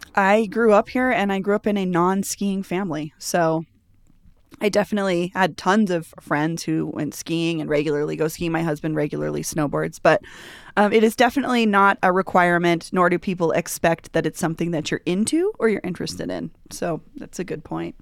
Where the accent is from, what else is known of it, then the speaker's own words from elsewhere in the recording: Denver, Colorado, United States; I grew up here